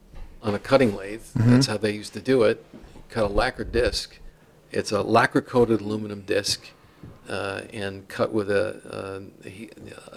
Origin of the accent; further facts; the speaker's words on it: New York City, New York, United States; grew up right near that airline diner